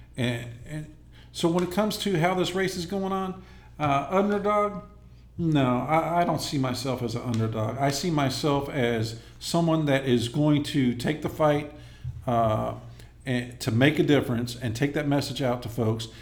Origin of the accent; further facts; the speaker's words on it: Inglewood, California, United States; moved away as an adult; I'm originally from Inglewood, California. Okay. I, le- I left there in uh, 1987 to join the Army at the age of 19